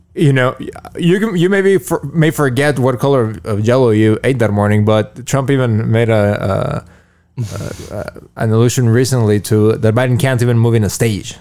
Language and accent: English; Mexico; moved away; when I was, uh, little growing up in Moguls Hordo in Mexico